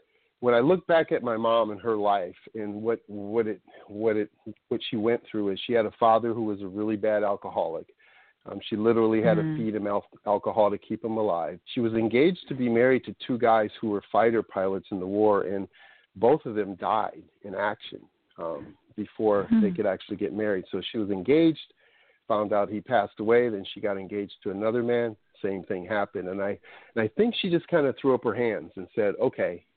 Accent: Minneapolis, Minnesota, United States; moved away as an adult; now in California, United States; I grew up in Minneapolis, Minnesota

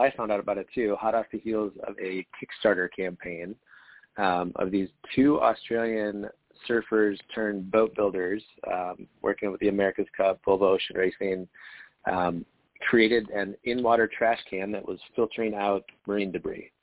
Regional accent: Midwest, United States; moved away as an adult; also born or lived in Wisconsin / Minnesota / Iowa; I was born landlocked in the Midwest. So I grew up on lakes and rivers in the Midwest, in Wisconsin, Minnesota

